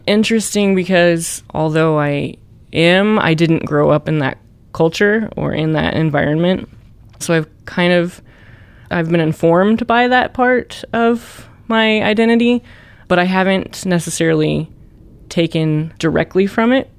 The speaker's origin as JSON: {"language": "English", "region": "the Ozarks", "country": "United States", "tie": "born or raised there", "said": "growing up in the Ozarks was cool"}